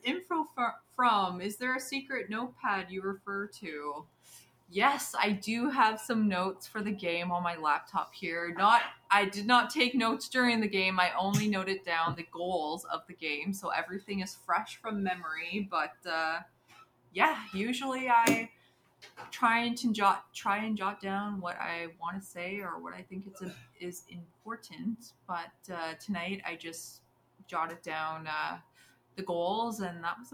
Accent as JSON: {"language": "English", "country": "Canada", "said": "I'm so Canadian"}